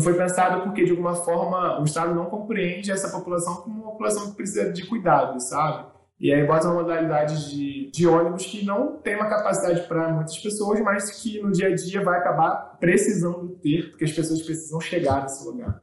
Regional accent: Rio de Janeiro, Brazil; Eu me recordo muito da minha infância ali na Estrada da Posse. Eu morava na Estrada da Posse

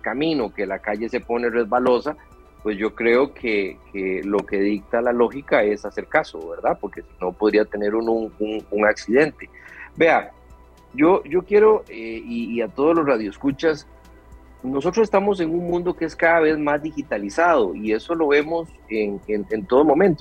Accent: Costa Rica; como costarricense

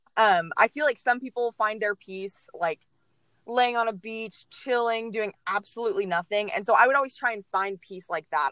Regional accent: Mansfield, Texas, United States; I grew up in Mansfield. I was born in Mansfield

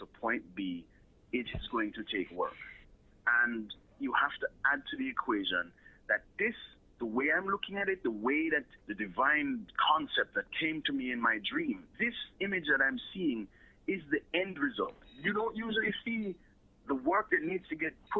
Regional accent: Jamaica; moved away; also born or lived in United States

